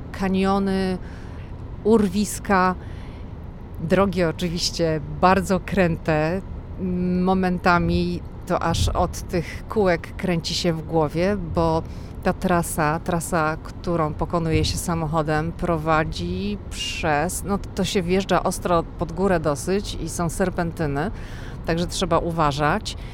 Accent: Poland; my jesteśmy z Polski

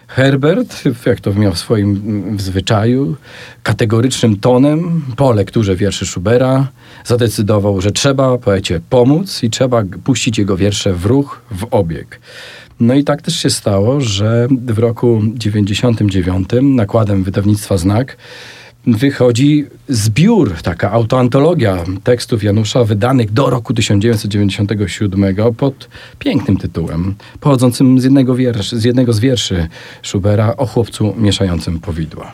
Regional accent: Sanok, Subcarpathian Voivodeship, Poland; moved away; obaj pochodzimy z Sanoka i tam też się e, poznaliśmy i się spotkaliśmy

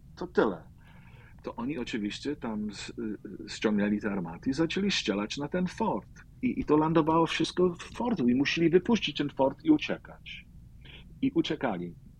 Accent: New York City, New York, United States; ja się urodziłem w Brooklynie, e, w polskiej dzielnicy Greenpoint

